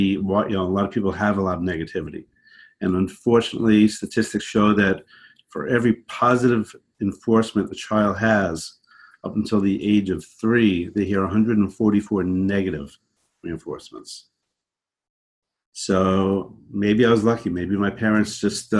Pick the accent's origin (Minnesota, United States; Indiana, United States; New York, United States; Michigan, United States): New York, United States; Long Island; also born or lived in Brooklyn, New York / Connecticut; I'm from New York, born in Brooklyn, raised out on Long Island, and then eventually upstate in the mountains.